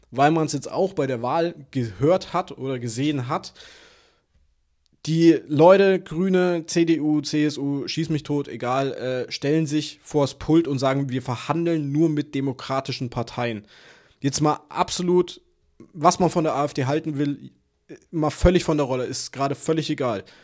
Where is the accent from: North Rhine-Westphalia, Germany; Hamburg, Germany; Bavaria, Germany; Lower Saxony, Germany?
Bavaria, Germany; Würzburg; ich komme aus Würzburg. Wir sind eine Studentenstadt, ne?